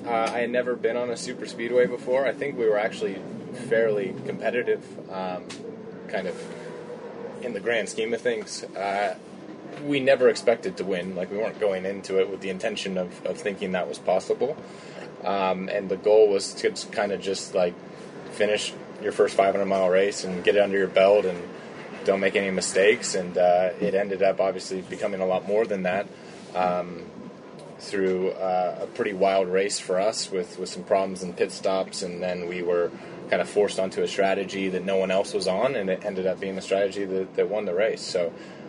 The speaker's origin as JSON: {"language": "English", "region": "California", "country": "United States"}